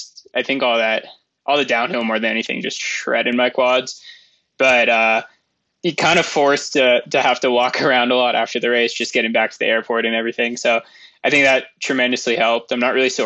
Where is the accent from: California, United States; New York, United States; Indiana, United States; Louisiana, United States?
California, United States; Moraga; also born or lived in San Francisco, United States / Santa Barbara, United States; now in Mammoth Lakes, United States; I grew up in Moraga, California